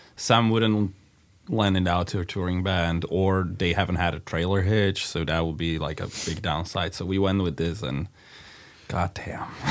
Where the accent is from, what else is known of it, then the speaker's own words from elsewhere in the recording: Slovakia; We're from Slovakia, Netherlands